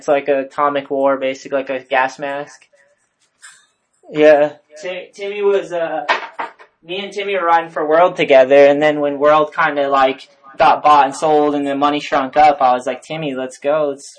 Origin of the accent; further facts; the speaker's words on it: Massachusetts, United States; Well, dude, I talk to people a lot and they're like, where are you from? I'm like, Massachusetts. They're like, you don't really sound like you are.